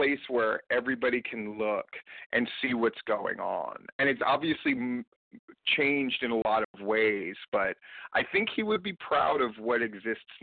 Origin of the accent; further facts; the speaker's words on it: Hawaii, United States; now in Georgia, United States; growing up in Hawaii